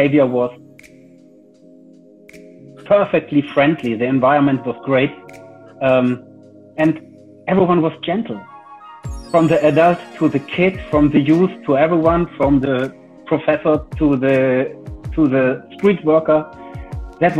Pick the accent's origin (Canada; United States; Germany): Germany; from Germany.